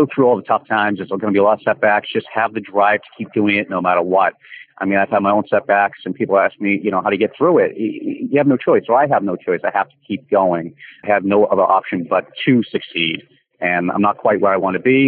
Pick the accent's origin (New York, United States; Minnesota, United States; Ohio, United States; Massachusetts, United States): Massachusetts, United States; Boston; also born or lived in San Francisco, California / Los Angeles, California; I grew up in Charlestown, Mass